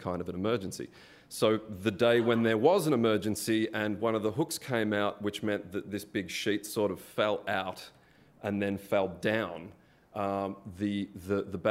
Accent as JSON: {"language": "English", "town": "Melbourne", "region": "Victoria", "country": "Australia", "moved": "yes", "said": "I'm Australian. I'm from Melbourne."}